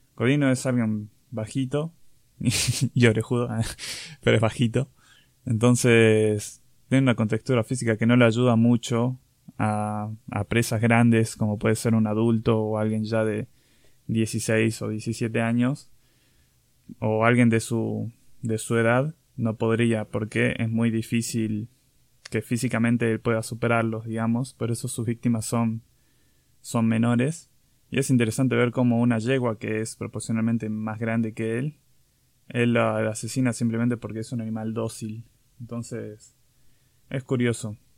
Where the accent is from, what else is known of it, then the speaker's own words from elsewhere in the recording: Catamarca, Argentina; now in Córdoba, Argentina; me fui de viaje a Catamarca, que es mi provincia natal